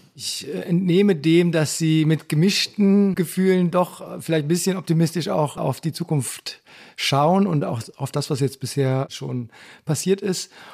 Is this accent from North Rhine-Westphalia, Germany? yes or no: yes; near Aachen, on the Dutch border, North Rhine-Westphalia, Germany; ich bin ja an der Grenze zu den Niederlanden aufgewachsen, nämlich in der Nähe von Aachen